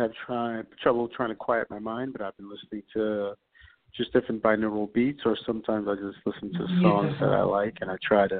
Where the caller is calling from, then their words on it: New York, United States; I am calling from New York.